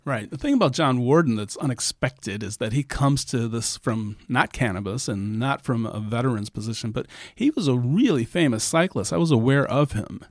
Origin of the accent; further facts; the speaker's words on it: Ohio, United States; my home state